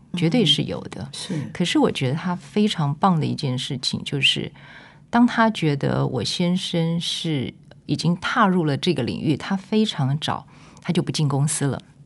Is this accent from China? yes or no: no; Taipei, Taiwan; moved away; also born or lived in Tainan; 因为我是台北人